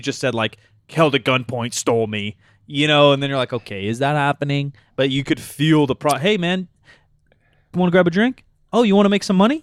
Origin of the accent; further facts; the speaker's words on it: United States; we're American